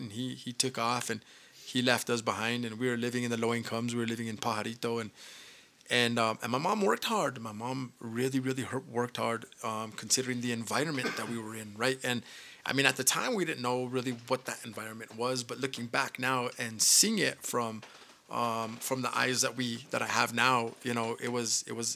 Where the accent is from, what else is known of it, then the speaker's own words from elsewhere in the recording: Española, New Mexico, United States; I was born and raised here in Espanola, New Mexico.